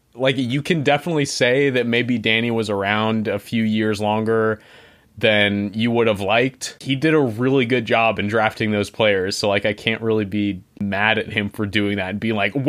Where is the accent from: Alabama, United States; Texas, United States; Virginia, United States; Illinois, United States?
Virginia, United States; Arlington; I'm from Arlington, Virginia